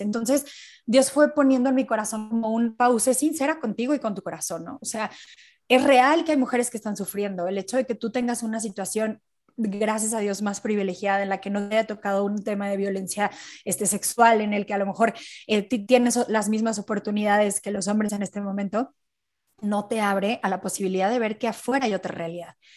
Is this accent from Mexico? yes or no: yes; Mexico; soy mexicana